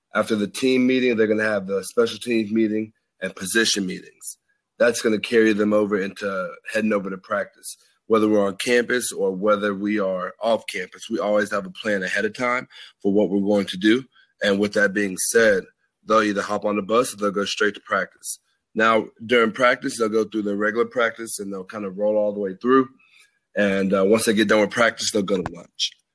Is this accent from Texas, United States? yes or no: yes; Dallas, Texas, United States; moved away as an adult; also born or lived in Arkansas; I'm from Dallas